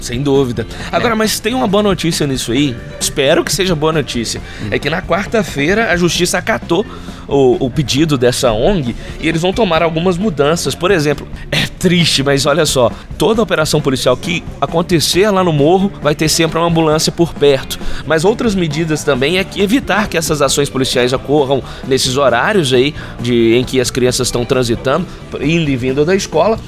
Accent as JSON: {"language": "Portuguese", "town": "Belo Horizonte", "region": "Minas Gerais", "country": "Brazil", "said": "Nós somos aqui de Belo Horizonte"}